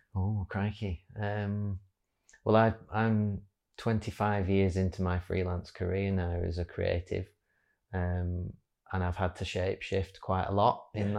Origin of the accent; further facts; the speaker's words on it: Wigan, North West England, United Kingdom; working recently back in my hometown of Wigan